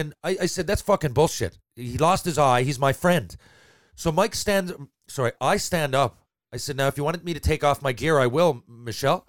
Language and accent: English; Newfoundland and Labrador, Canada; first language English; moved away; also born or lived in Quebec; I'm English from Newfoundland